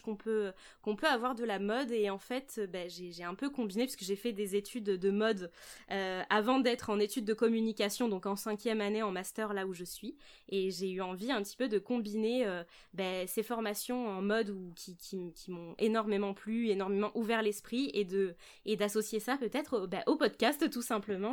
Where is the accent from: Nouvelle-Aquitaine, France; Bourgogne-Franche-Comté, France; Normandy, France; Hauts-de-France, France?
Nouvelle-Aquitaine, France; Charente; moved away as an adult; now in Bordeaux, France; Je suis née à Bordeaux et puis maintenant, je, vis à Bordeaux. Donc, je suis native de Bordeaux, mais j'ai grandi en Charente avec mes parents.